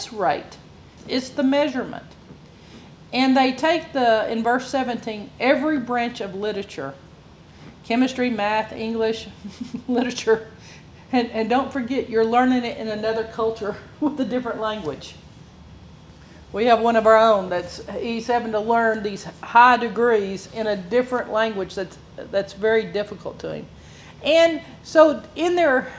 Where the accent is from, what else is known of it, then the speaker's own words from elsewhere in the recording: Bible Belt, Southern United States, United States; I'm from the Bible Belt